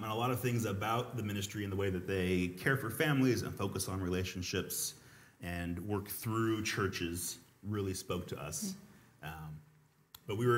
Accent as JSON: {"language": "English", "region": "Colorado", "country": "United States", "tie": "born or raised there", "also_born_or_lived": "California / Oklahoma", "moved": "as an adult", "said": "I grew up in Colorado"}